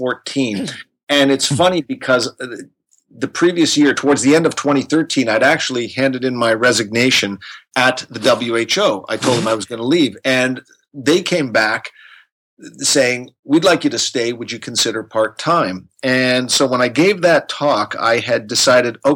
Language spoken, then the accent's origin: English; Canada; moved away as an adult; now in Geneva, Switzerland; I am from Canada, but I have been living in Geneva, Switzerland since 1998.